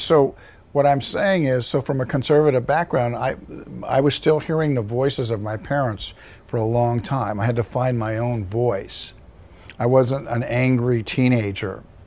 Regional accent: Compton, California, United States; I was born in Compton, California

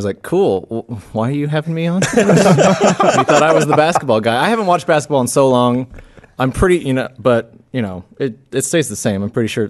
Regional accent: Los Angeles, California, United States; I'm from Los Angeles.

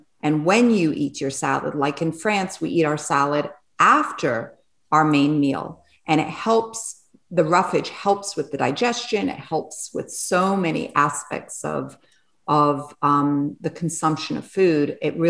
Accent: England, United Kingdom; You know, I'm English and I'm French, and my mother's French. So I grew up and I love French cuisine.

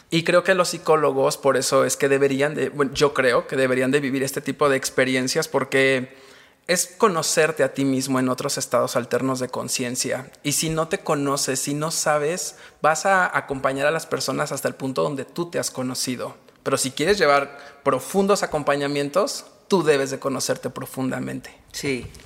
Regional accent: Mexico; como mexicanos

